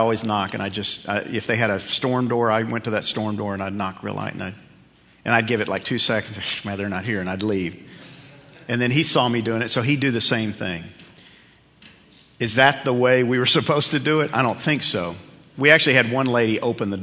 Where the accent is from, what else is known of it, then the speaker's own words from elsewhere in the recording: New York, United States; when I was a kid growing up in New York